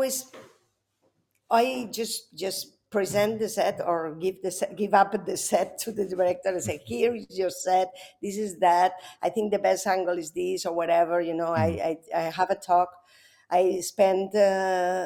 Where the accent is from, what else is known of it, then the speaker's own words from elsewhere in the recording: Spain; I was raised Catholic first because, you know, I'm from Spain